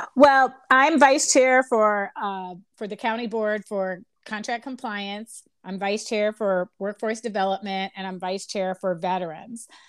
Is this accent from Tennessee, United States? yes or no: no; Chicago, Illinois, United States; also born or lived in Washington, D.C. / Lynwood; I grew up in Chicago